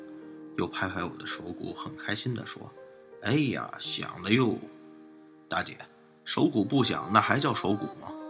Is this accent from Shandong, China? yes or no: yes; Shandong, China; 这伙计怎么和我们胶东老家大老爷们儿一个德行？喝完了酒就爱拍人，但我们老家人不拍后背，只拍大腿。